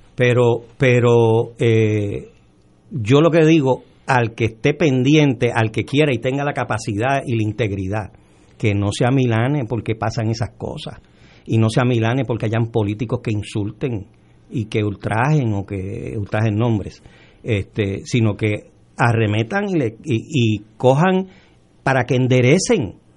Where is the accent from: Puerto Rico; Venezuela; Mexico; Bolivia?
Puerto Rico; also born or lived in Dominican Republic; yo soy dominicano, yo nací en la República Dominicana, llegué aquí de los dos años, en la época de Trujillo, eh, y, y todo lo que tengo y todo lo que soy se lo debo a Puerto Rico